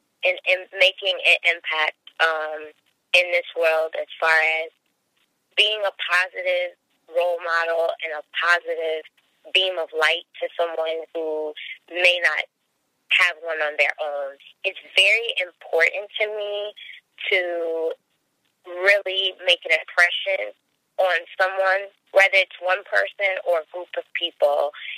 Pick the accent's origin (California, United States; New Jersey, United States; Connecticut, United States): Connecticut, United States; Hartford; born there; also born or lived in West Coast / down south; I was born in Hartford, Connecticut, and I have spent a number of my years traveling, moving around a lot with my mom.